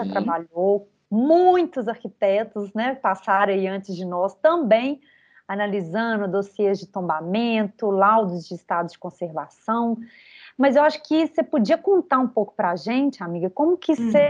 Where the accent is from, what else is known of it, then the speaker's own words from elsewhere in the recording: Belo Horizonte, Minas Gerais, Brazil; born there; eu, eu nasci aqui, né, em Belo Horizonte